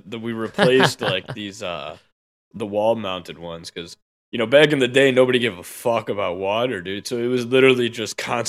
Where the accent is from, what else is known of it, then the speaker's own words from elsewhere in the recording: United States; I'm an American, okay?